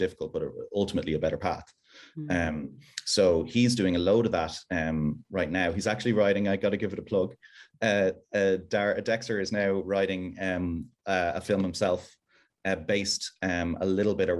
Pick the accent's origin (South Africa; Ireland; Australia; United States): Ireland; now in United Kingdom